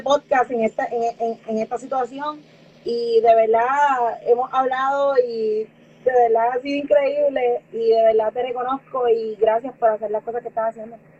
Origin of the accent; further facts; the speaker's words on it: Puerto Rico; Soy la única boricua